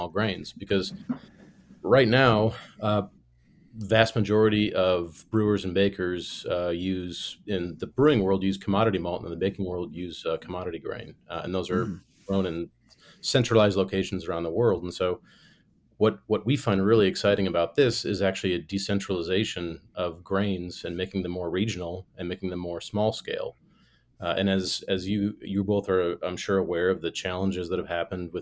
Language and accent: English; Illinois, United States; moved away as an adult; also born or lived in Germany; I grew up in Illinois, spent summers at my grandparents' farm.